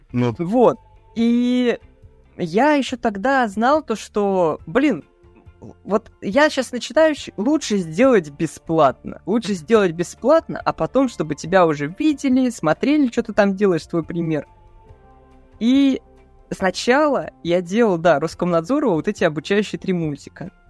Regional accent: Ryazan, Ryazan Oblast, Russia; Меня позвали в Рязанскую газету, то есть я жил в Рязани, то есть это мой родной город.

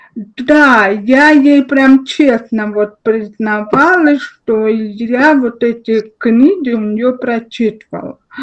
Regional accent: Russia; у нас в России

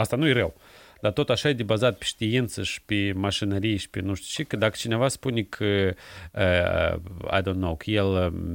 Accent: Chișinău, Moldova; moved away; also born or lived in Seattle, United States; eu m-am născut în Chișinău, am copilărit în Chișinău

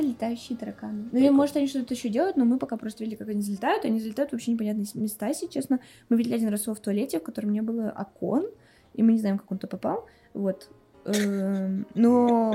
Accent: Kulevatovo, Tambov Oblast, Russia; moved away as an adult; also born or lived in Moscow / Cyprus; я родилась э, в Тамбовской области, в Сосновском районе, в селе Кулеватово.

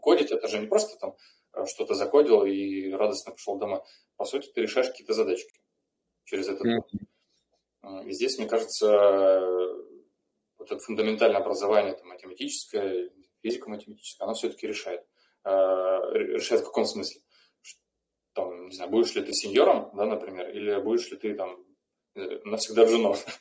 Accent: Rostov-on-Don, Rostov Oblast, Russia; я из Ростова

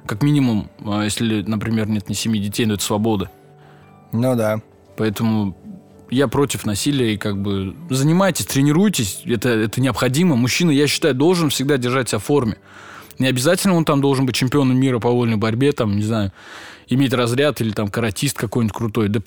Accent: Russia; Я говорю, брат, нет, я татарин

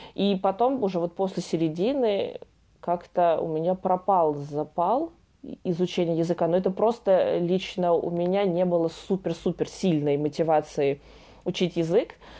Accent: Russia; moved away as an adult; also born or lived in France; из России

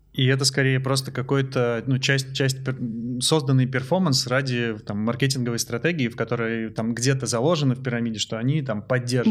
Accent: Transbaikalia, Zabaykalsky Krai, Russia; когда я жил в детстве в Забайкале

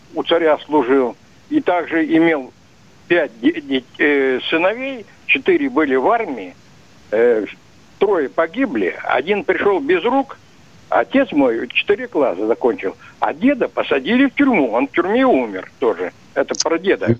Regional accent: Yaroslavl, Yaroslavl Oblast, Russia; now in Podolsk, Russia; я русский, коренной, ярославец

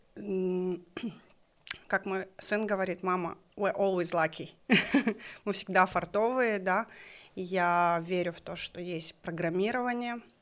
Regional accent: Kokshetau, Akmola Region, Kazakhstan; мы жили в городе Кукшетау

